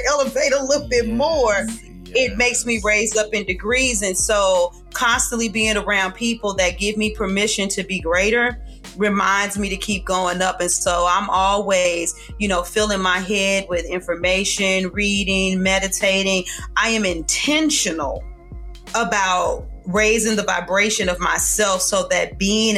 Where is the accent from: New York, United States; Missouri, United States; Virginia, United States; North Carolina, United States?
Missouri, United States; St. Louis; I'm from St. Louis